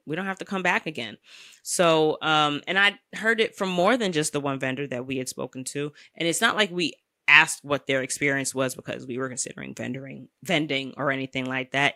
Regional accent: New York City, New York, United States; as a New Yorker

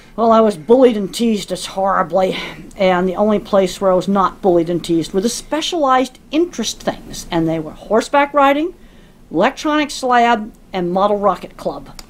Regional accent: Dedham, Massachusetts, United States; I grew up in Dedham, Massachusetts, outside Boston

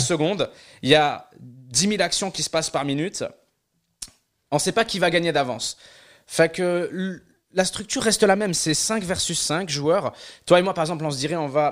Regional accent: Algeria; also born or lived in Quebec; now in Canada; là où j'ai grandi en Algérie, on n'avait pas de moyens de paiement en ligne.

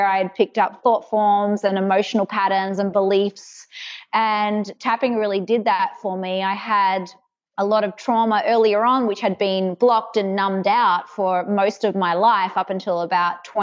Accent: Perth, Western Australia, Australia; accent: mainly Australian, a bit American; moved away as an adult; now in United States; I was born in Perth, Western Australia. So I think I have a bit of a mix of Australian and a little bit of American because I have been here for 12 years, but it's mainly Australian.

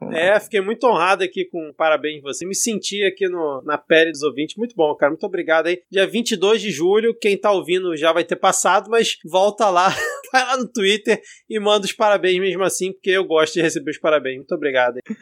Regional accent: Southeast Brazil, Brazil; accent: sudestino (Southeastern); eu já com esse meu sotaque sudestino, você já, já vai marcando a posição, né, da onde que eu sou

